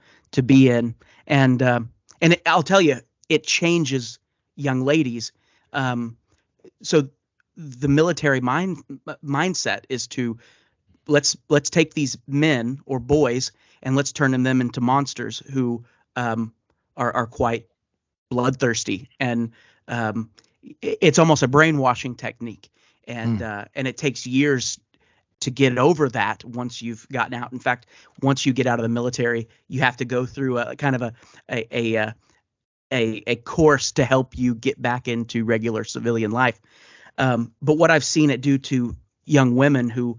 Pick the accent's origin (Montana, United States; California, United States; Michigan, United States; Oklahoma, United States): Oklahoma, United States; born and raised in Oklahoma